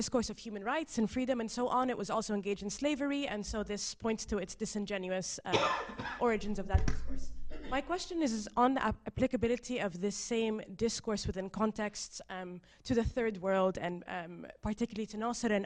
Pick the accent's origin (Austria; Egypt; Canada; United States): Egypt; moved away; I'm from Egypt.